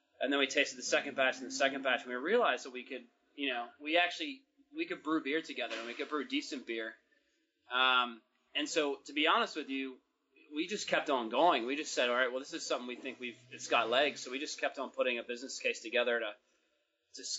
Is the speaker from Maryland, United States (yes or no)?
yes; Baltimore, Maryland, United States; now in Australia; I'm from Baltimore originally, and but I've been living in Australia